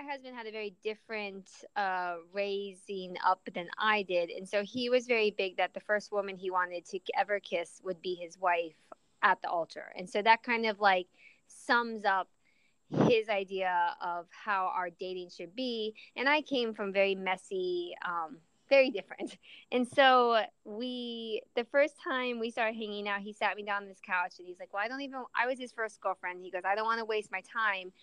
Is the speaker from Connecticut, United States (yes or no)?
no; Orlando, Florida, United States; accent: Southern drawl mixed with Minnesota/Midwestern; moved away as an adult; also born or lived in Chicago, Illinois / Seattle, Washington / Long Beach, California; I was born in Chicago, but when I was a wee baby, my parents moved down to Florida. So I lived in Florida from like 1 to 3 weeks before I turned 18.